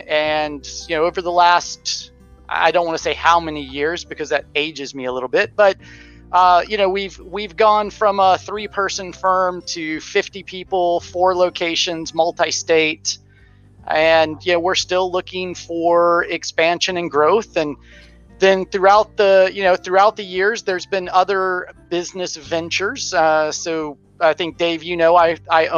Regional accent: Florida, United States; I'm born and bred in the beautiful sunny state of Florida

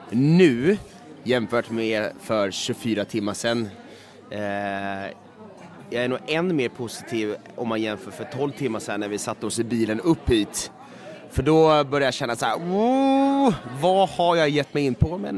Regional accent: Sweden; Absolut, man känner ju både historia och kultur och egentligen ett måste som svensk att liksom, i alla fall gett det här en jäkla chans.

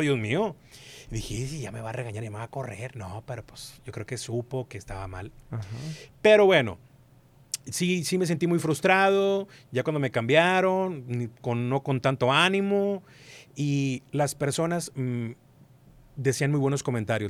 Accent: Monterrey, Nuevo León, Mexico; also born or lived in Durango; yo nací aquí en Monterrey.

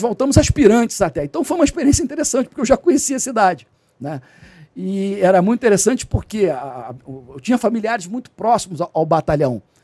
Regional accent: Rio de Janeiro, Brazil; also born or lived in Nova Friburgo; Até que eu mudei para o Rio com 10 anos de idade, fui morar em Cascadura, né, ali na rua Barão do Baranal, e passei boa parte da minha infância no, no, no subúrbio do Rio

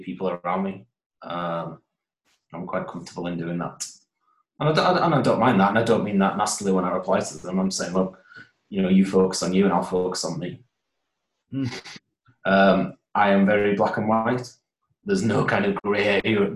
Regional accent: Holmfirth, Yorkshire and the Humber, United Kingdom; born or raised there; moved away as an adult; also born or lived in Huddersfield; now in Newcastle, United Kingdom

